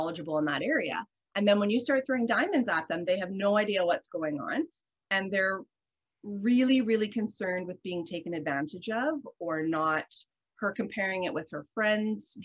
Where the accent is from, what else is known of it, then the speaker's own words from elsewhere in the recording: the Canadian Prairies, Canada; I'm from Canada, I'm from the prairies. I'm raised in an environment of like salt of the earth people